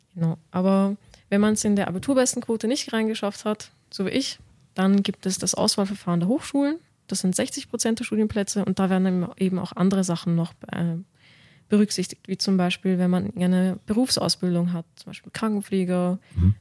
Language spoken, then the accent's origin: German; Vienna, Austria; moved away as an adult; now in Munich, Germany; ich bin 26 Jahre alt und ich komme aus Wien